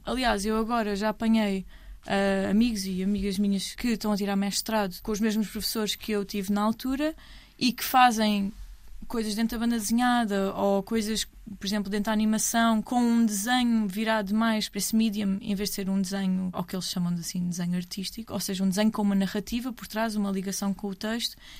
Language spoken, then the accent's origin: Portuguese; Almada, Setúbal, Portugal; Eu sou da Almada